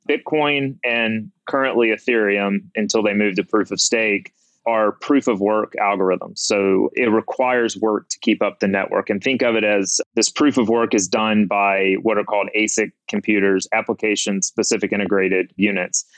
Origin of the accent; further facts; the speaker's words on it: Mississippi, United States; moved away as an adult; now in New Orleans, United States; I'm from Mississippi